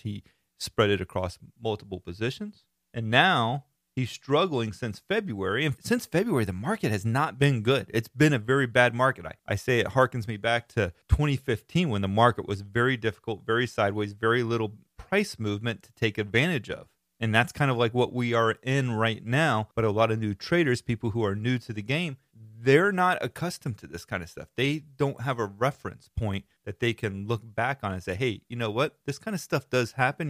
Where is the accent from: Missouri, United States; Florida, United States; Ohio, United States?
Florida, United States; I am from Florida and live in Florida.